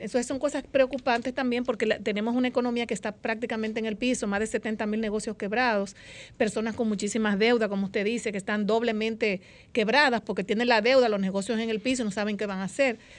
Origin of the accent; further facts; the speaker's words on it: Dominican Republic; vivo en mi país